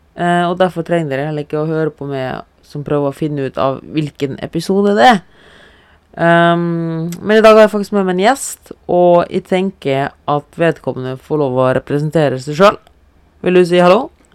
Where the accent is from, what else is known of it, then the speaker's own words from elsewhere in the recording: Germany; now in Norway; jeg er tysk